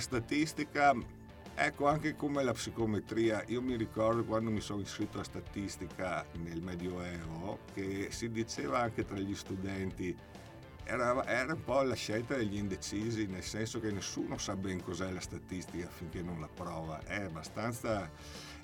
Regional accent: Vittorio Veneto, Veneto, Italy; io sono di Vittorio Veneto

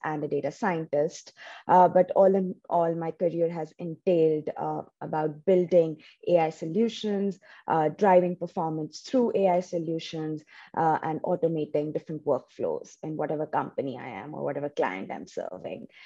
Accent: India; English is a second language; moved away as an adult; also born or lived in New Jersey, United States; now in United States; For 22 years, I was in my home state back in India.

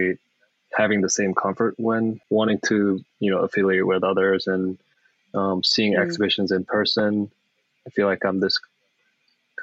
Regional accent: South Korea; first language Korean; English is a second language; moved away as an adult; now in United States

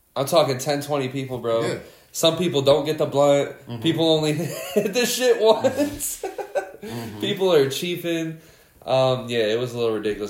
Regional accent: Schenectady, New York, United States; I grew up in Schenectady

